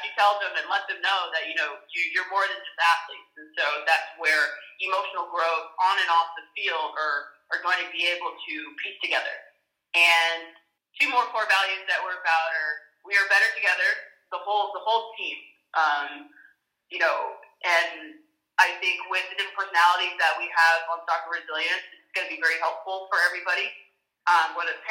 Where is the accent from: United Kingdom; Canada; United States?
United States; an African American here in the U.S.